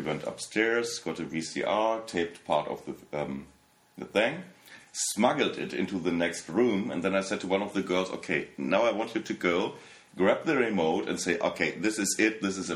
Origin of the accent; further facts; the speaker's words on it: Warstein, North Rhine-Westphalia, Germany; English is a second language; also born or lived in Los Angeles; now in Berlin, Germany; the small town I was born in Warstein